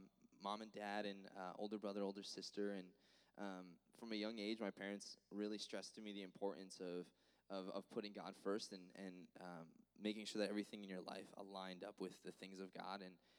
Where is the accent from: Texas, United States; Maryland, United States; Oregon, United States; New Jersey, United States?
New Jersey, United States; Florence; Yeah, so I'm originally from Florence, New Jersey, so from the north.